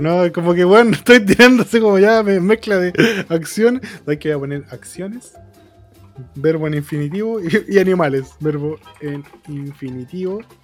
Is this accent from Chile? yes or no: yes; Chile; yo como chileno